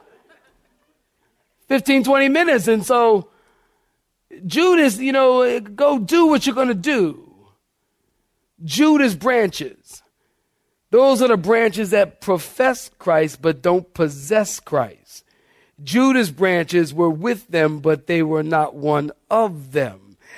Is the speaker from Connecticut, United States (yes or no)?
no; Philadelphia, Pennsylvania, United States; I'm from Philly.